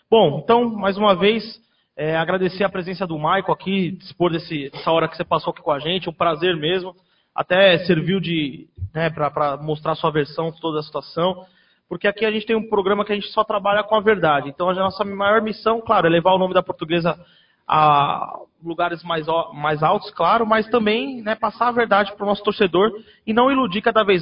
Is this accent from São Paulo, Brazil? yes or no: yes; São Paulo, Brazil; sou da Vila Matilde, hein?